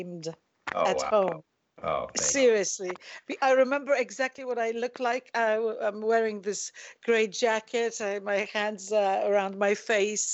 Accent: Poland; English is a second language; moved away; I grew up in Poland

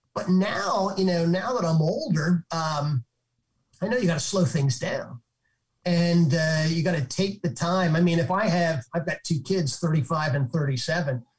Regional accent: Northeast, United States; I'm from the Northeast. I'm a Northeast guy.

